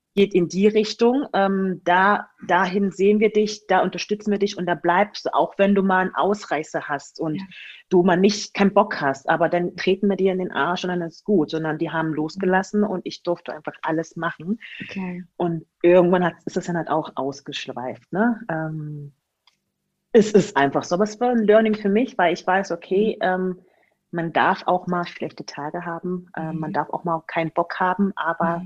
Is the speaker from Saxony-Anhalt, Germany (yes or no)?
yes; Magdeburg, Saxony-Anhalt, Germany; moved away; also born or lived in Spain / Hamburg / Augsburg; Geboren wurde ich in Magdeburg und ähm, bin dann irgendwann weggezogen von Magdeburg